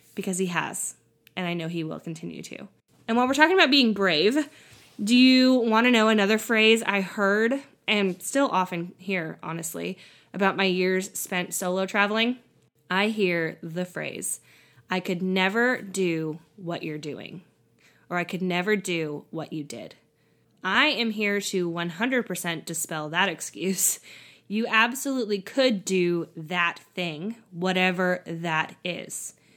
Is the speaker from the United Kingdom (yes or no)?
no; California, United States; moved away as an adult; also born or lived in Tennessee; my home state of California